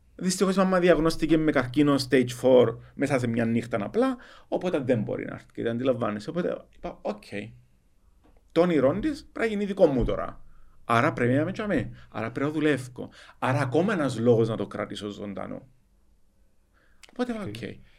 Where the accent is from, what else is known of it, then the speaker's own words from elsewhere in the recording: Cyprus; accent: Cypriot; Εγώ είμαι χόρκατο Κυπρίο, θέλω να μιλώ, έχω διάλεκτο